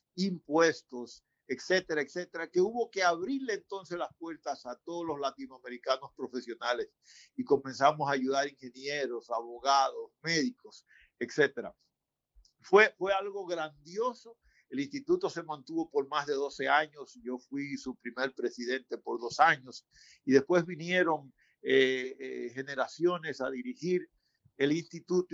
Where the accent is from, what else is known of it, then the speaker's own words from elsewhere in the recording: San Pedro de Macorís, Dominican Republic; moved away as an adult; also born or lived in Santo Domingo; now in United States; mi pueblo San Pedro